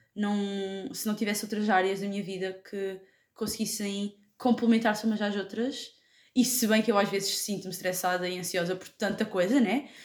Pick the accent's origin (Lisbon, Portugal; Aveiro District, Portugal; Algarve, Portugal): Algarve, Portugal; Lagos; now in Faro, Portugal; tenho 20 anos, sou de Lagos e estou a estudar Martim em Faro